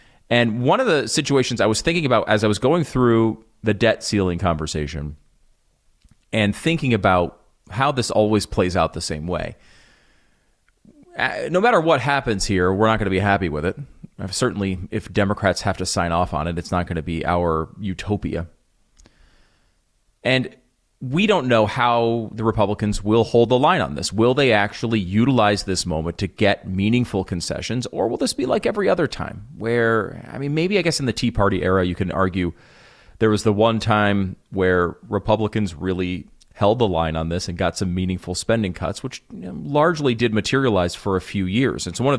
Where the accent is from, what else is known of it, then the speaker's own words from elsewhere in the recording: Connecticut, United States; also born or lived in New York; now in Texas, United States; I used to live in the Northeast. I grew up in Connecticut, in New York.